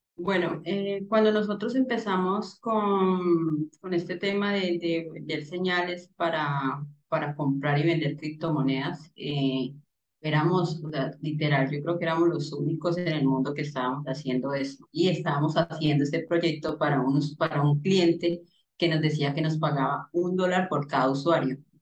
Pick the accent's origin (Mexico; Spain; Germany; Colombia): Colombia; Cali, Valle del Cauca; yo soy de Cali.